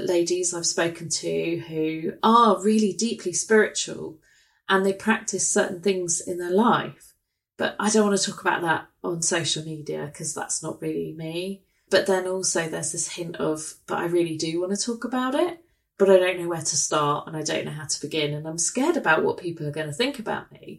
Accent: England, United Kingdom

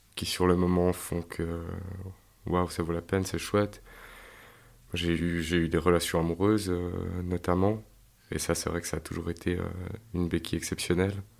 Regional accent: Yverdon-les-Bains, Vaud, Switzerland; Je suis né à Yverdon, euh, dans une famille euh, d'ouvriers, tout ce qu'il y a plus normal

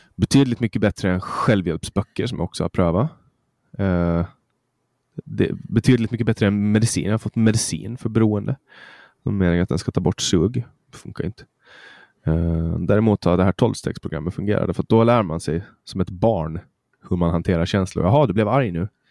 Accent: Mariehamn, Åland Islands; Mariehamn där jag kommer ifrån

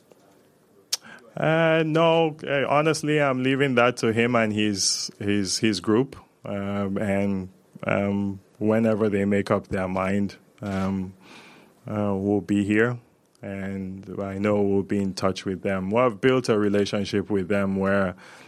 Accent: Zaria, Kaduna State, Nigeria; now in Canada; I'm from Zaria in northern Nigeria, and I find myself here

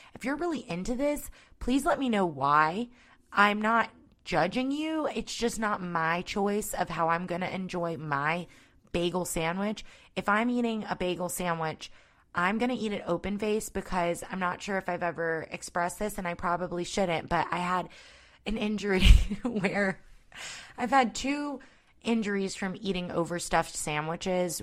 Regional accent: North Point, Georgia, United States; I grew up closer to North Point

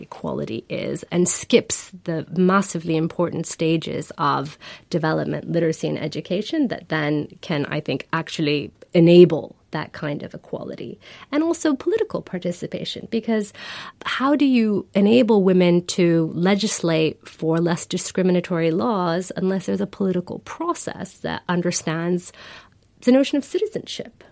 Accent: Iran; I come from Iran, I come from a country that politically became more inclusive

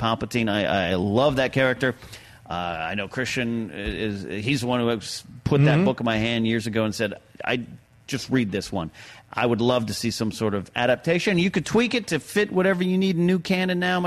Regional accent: Arroyo Grande, California, United States; That's on my old high school campus, Arroyo Grande High School.

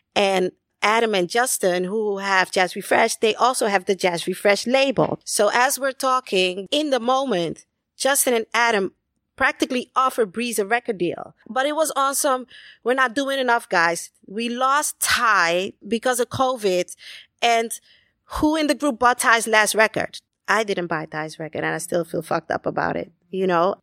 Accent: Amsterdam, North Holland, Netherlands; also born or lived in Caribbean; raised in the eighties in Amsterdam, in the Netherlands, spent some time in the Caribbean.

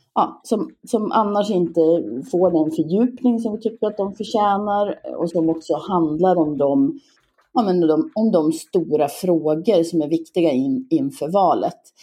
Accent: Gagnef, Dalarna County, Sweden; born or raised there; also born or lived in Leksand; now in Falun, Sweden

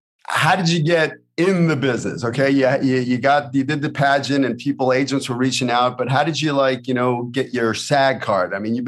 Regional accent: New York, United States; I'm a kid from New York, the streets of Brooklyn.

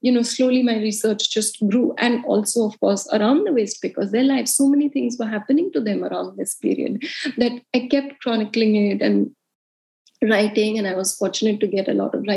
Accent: India; moved away as an adult; also born or lived in United States / Mumbai; I grew up in India and I always wanted to be a journalist

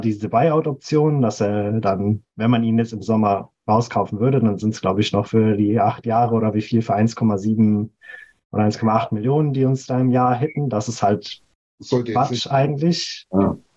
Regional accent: Ruhr area, North Rhine-Westphalia, Germany; ich komme aus dem hässlichen Ruhrgebiet

